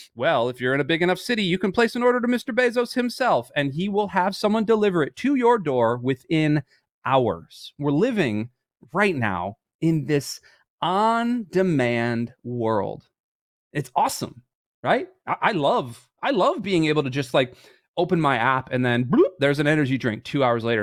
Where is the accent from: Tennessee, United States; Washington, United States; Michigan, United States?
Michigan, United States; I was born in Michigan and all those things. I played ice hockey from when I was three years old up until I was about eighteen.